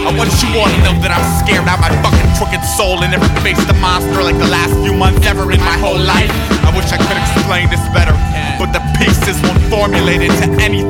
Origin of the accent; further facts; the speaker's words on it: New York, United States; born there; I was born in Long Island, New York, 76